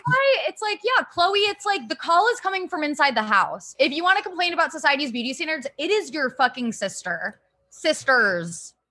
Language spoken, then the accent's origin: English; Ohio, United States; I'm from Ohio